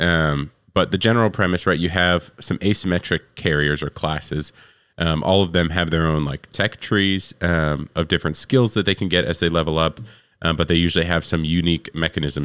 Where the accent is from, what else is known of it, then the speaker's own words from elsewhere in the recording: New York, United States; now in Tennessee, United States; I'm from New York. I live in Tennessee now. And, and where I'm from, we usually didn't finish school till almost the end of June